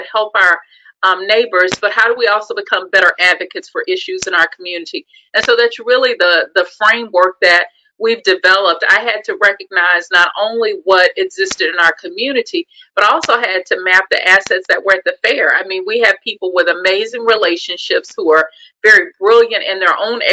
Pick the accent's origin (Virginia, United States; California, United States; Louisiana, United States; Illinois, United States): Louisiana, United States; Shreveport; moved away as an adult; also born or lived in Oklahoma City; now in Texas, United States; I grew up in Shreveport, Louisiana